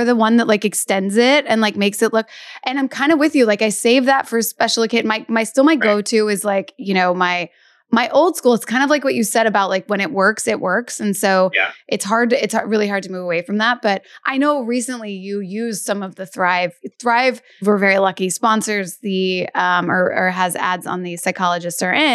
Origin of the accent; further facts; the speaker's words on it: Kentucky, United States; moved away; growing up in Kentucky